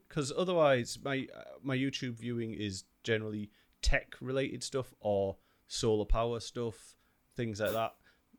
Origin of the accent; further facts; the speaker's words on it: United Kingdom; Well, we're British.